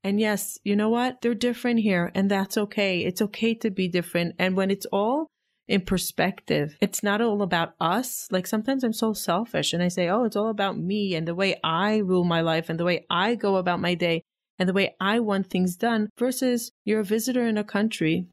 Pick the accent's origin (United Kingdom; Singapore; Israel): Israel; now in United States; I grew up in Israel